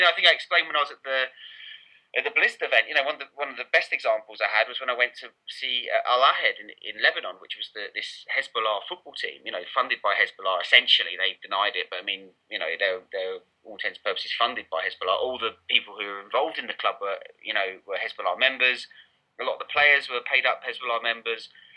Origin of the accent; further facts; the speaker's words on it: Essex, East of England, United Kingdom; I'm from Essex and uh, kind of grew up there.